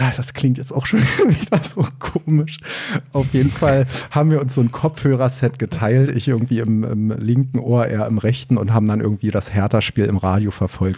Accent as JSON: {"language": "German", "town": "Hennigsdorf", "region": "Brandenburg", "country": "Germany", "tie": "born or raised there", "moved": "yes", "lives_now": "Cologne, Germany", "said": "Ich bin gebürtig aus Brandenburg, also im Berliner Umland groß geworden, in Oberhavel"}